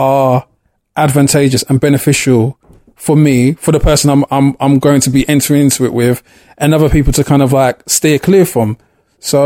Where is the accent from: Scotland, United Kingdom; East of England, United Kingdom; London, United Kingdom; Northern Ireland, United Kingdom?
London, United Kingdom; The area I grew up in Clapton, East London, Hackney